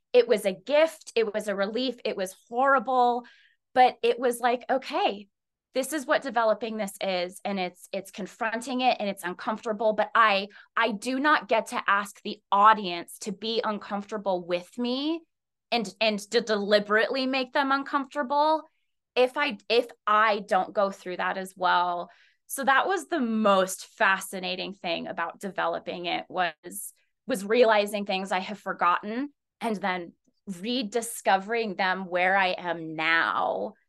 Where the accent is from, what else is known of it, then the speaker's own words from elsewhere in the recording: Colorado, United States; No, I'm originally from Colorado, and I split part of my time between New York City, a little bit in Washington, D.C., and Colorado.